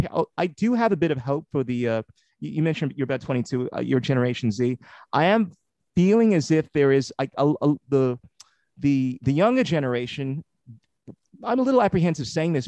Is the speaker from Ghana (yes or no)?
yes; Ghana; now in Australia; I'm originally from Ghana, West Africa, I've been here for about 30 years